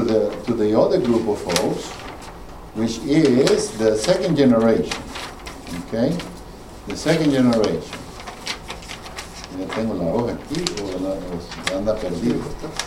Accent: Louisiana, United States; now in Georgia, United States; My boys, they were born in Georgia. I grew up in Louisiana.

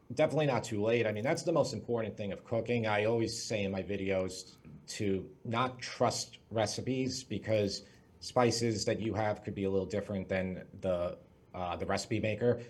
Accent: Long Island, New York, United States; I'm from Long Island, New York. That's where I currently live.

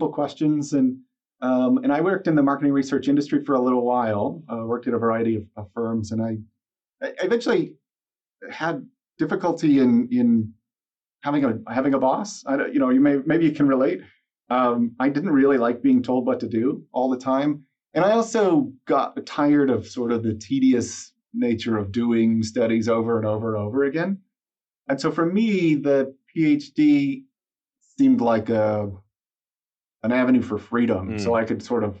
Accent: Texas, United States; I grew up in Texas

